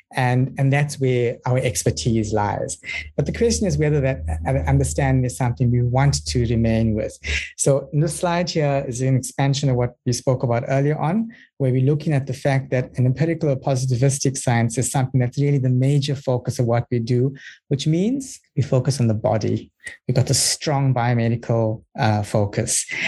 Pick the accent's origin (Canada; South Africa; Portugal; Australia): South Africa; now in New Zealand; I'm from South Africa, currently based in uh, New Zealand